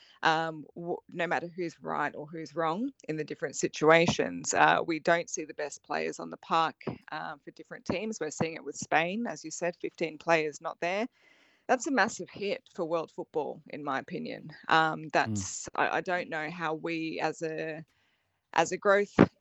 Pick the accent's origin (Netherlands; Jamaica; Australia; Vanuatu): Australia; Queensland; I'm a Queenslander